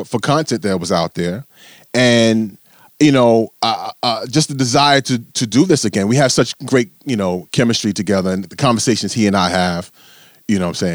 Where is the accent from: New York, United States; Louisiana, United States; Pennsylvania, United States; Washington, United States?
New York, United States; New York City; we're both from Brooklyn